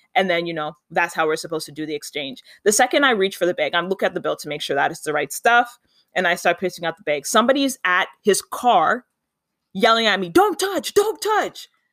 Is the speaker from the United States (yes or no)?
no; Canada; I'm Canadian